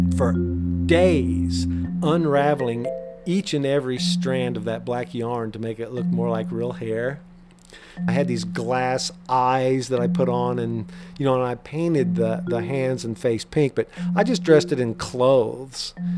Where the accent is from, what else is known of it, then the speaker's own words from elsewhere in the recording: Tell City, Indiana, United States; my hometown down in Tell City, Indiana